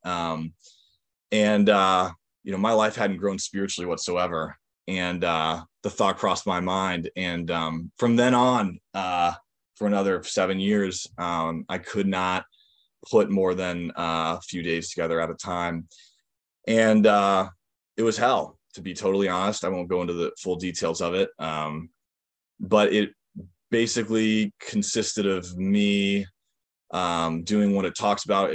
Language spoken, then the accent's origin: English; Northampton, Massachusetts, United States; also born or lived in Seattle, Washington; I grew up in Western Massachusetts